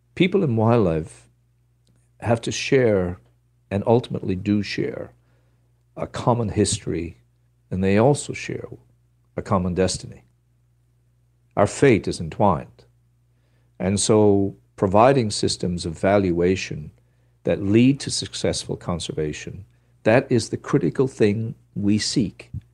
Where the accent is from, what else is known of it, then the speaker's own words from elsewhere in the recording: Newfoundland and Labrador, Canada; I come from Ru-, Newfoundland